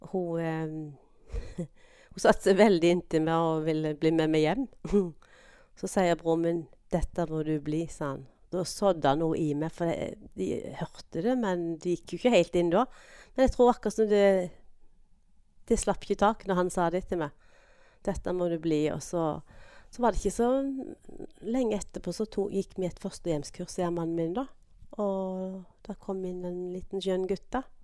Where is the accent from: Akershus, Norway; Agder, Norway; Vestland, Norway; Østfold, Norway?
Agder, Norway; Grimstad; moved away as an adult; also born or lived in Veavågen, Karmøy; now in Karmøy, Norway; Jeg vokste opp i Grimstad